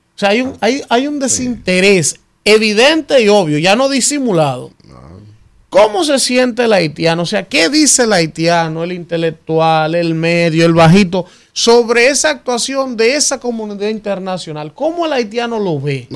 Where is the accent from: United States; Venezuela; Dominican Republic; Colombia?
Dominican Republic; Yo soy más dominicano que cualquiera